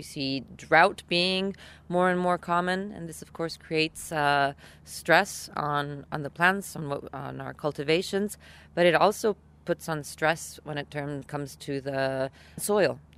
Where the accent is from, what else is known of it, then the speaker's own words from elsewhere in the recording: Italy; I come from Italy